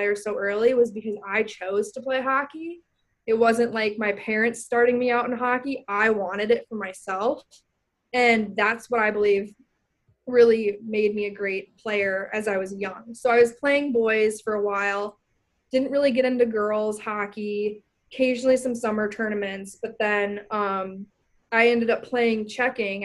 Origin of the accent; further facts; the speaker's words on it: Minnetonka, Minnesota, United States; moved away as an adult; I'm from Minnetonka, Minnesota, which is about 20 minutes, 15 minutes outside of downtown